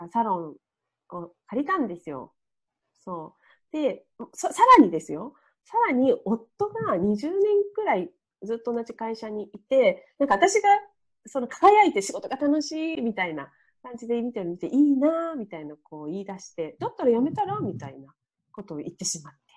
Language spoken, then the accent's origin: Japanese; Niigata, Japan; moved away; 私の実家新潟で離れている